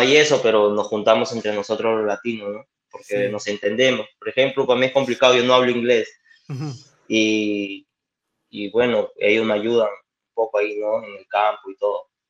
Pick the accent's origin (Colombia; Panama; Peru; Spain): Peru; now in Canada; yo soy peruano